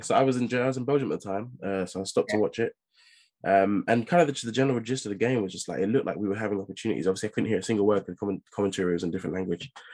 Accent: England, United Kingdom; just as an English

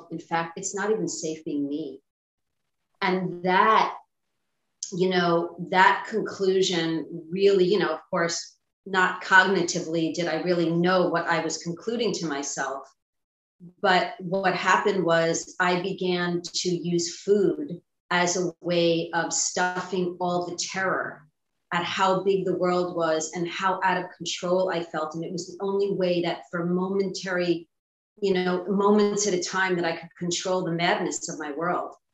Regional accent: Long Island, New York, United States; I grew up in New York um, on Long Island.

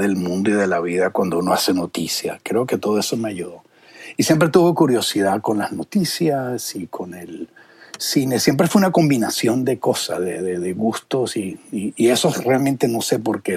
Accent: Venezuela; now in United States; yo que vengo de Venezuela

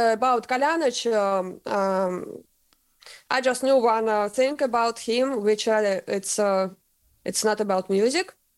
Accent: Russia; English is a second language; moved away as an adult; now in Sweden; I'm from Russia and I sing in Swedish band and live in Sweden now

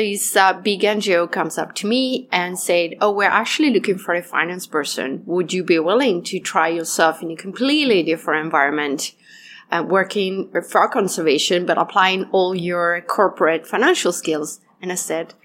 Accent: Italian Alps, Italy; moved away; also born or lived in Peru; I was raised in the Italian Alps

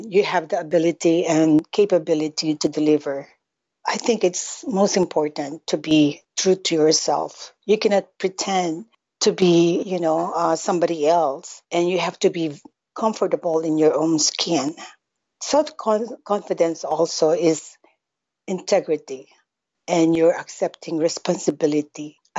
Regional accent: Philippines; I'm Asian from the Philippines

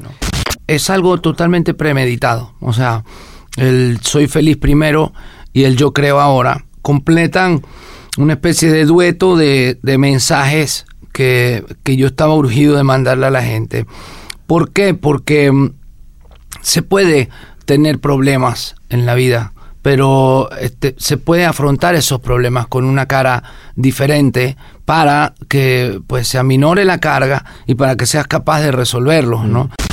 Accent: western Venezuela, Venezuela; es del occidente del país donde me crié, en Venezuela

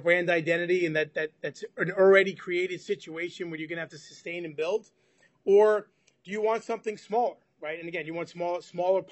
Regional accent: New York, United States; I'm from New York

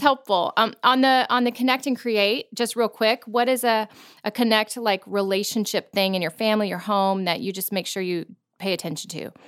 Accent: Florida, United States; moved away as an adult; also born or lived in Virginia; now in Tennessee, United States; I grew up in Florida where we didn't have seasons

